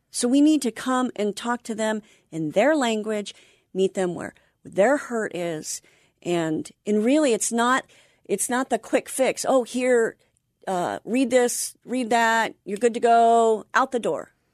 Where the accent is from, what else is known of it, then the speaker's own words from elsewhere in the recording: Anaheim, California, United States; now in North San Diego County, United States; I grew up in Anaheim